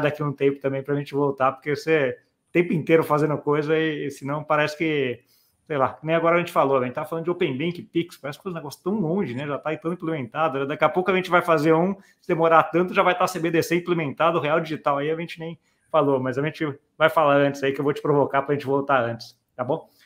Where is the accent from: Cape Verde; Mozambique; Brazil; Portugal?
Brazil; como brasileiro